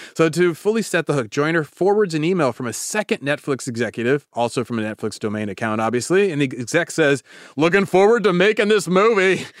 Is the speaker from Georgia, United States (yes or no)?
no; Davis, California, United States; my hometown of Davis